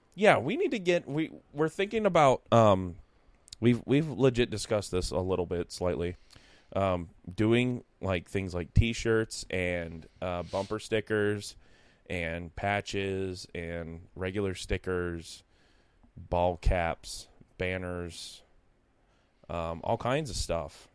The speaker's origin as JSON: {"language": "English", "town": "Newark", "country": "United States", "said": "I'm from Newark"}